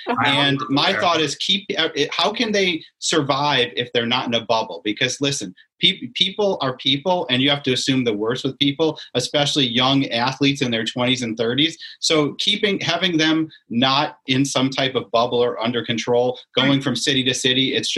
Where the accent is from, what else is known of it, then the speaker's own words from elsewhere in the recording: Syracuse, New York, United States; now in South Florida, United States; I grew up in Syracuse, and you're aware it's a very homogeneous type of area.